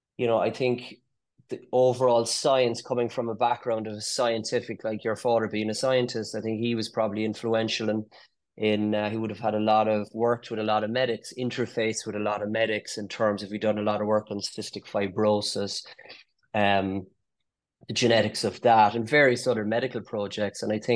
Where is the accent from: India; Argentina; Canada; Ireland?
Ireland; Cork, Munster; accent: Cork; also born or lived in London; Grew up in Cork and headed off to London after medical